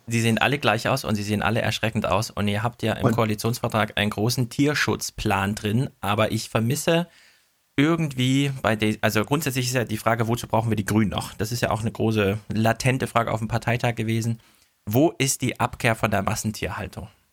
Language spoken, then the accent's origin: German; Thuringia, Germany; moved away as an adult; also born or lived in North Rhine-Westphalia; now in Frankfurt, Germany; ich komme ja aus Thüringen, habe in NRW studiert